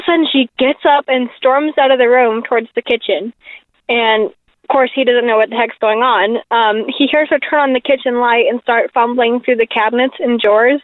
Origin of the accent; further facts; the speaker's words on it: Orem, Utah, United States; I'm from Orem, Utah